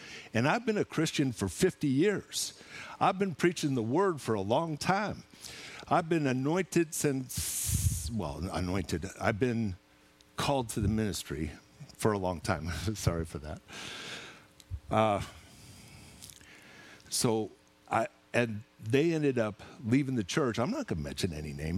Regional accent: Seattle, Washington, United States; moved away; also born or lived in Clanton; I'm from Seattle

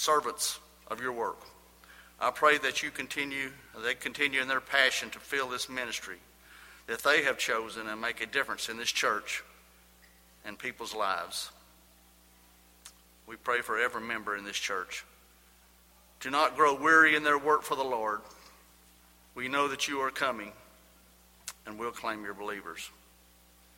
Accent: Lubbock, Texas, United States; I was born in Lubbock, Texas, me and …

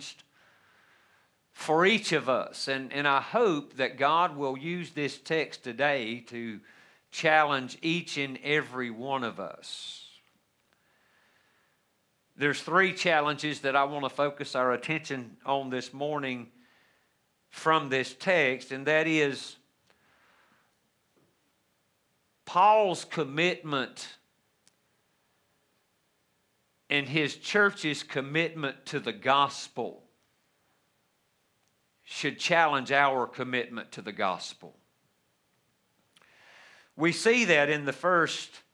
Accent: United States; the freedoms that we so joy as American Christians today

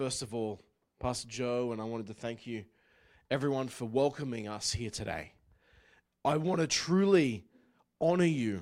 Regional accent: Newcastle, New South Wales, Australia; moved away; I grew up in Newcastle, Australia

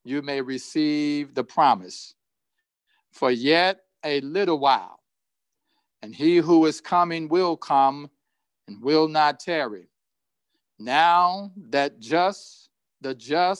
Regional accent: Indianapolis, Indiana, United States; as a child growing up in Indianapolis

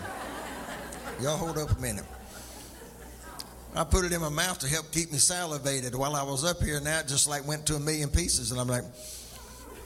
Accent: McCall, United States; also born or lived in Columbia; I grew up in McCall

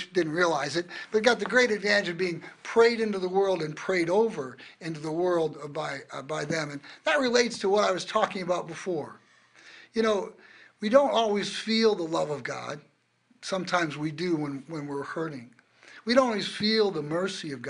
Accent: Des Moines, Iowa, United States; I was born a twin in Des Moines, Iowa in 1956

